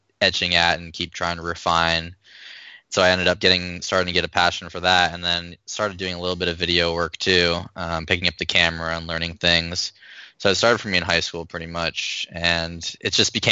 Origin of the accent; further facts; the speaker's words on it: Arizona, United States; moved away as an adult; also born or lived in Chicago; I'm from Arizona originally.